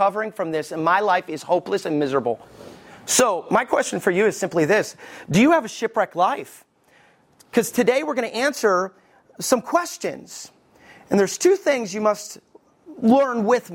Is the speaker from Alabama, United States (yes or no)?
yes; Alabama, United States; also born or lived in Detroit, Michigan; I was raised in Alabama, hallelujah, but I was born in Michigan, armpit of the world, Detroit